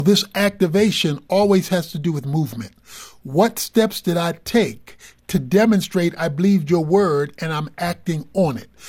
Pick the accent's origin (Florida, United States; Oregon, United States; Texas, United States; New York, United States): Texas, United States; Dallas; also born or lived in Baltimore; I'm, I'm from Dallas